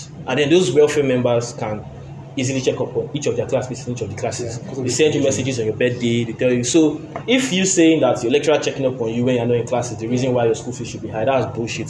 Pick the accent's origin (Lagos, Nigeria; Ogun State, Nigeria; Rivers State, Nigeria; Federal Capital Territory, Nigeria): Lagos, Nigeria; I did secondary school in Lagos.